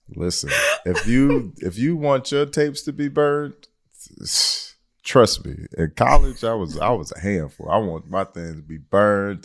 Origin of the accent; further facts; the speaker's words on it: Detroit, Michigan, United States; I'm from Detroit, Michigan